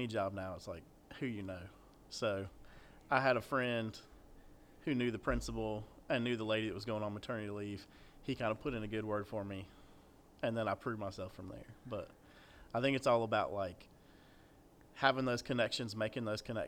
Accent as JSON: {"language": "English", "town": "Atlanta", "region": "Georgia", "country": "United States", "tie": "born or raised there", "moved": "as an adult", "lives_now": "Smithfield, United States", "said": "grew up in Atlanta"}